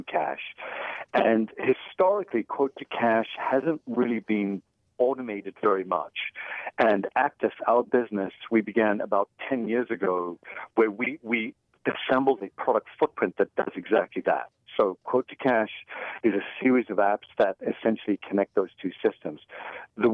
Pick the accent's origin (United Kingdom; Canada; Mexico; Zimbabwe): United Kingdom; England; now in United States; I'm originally from England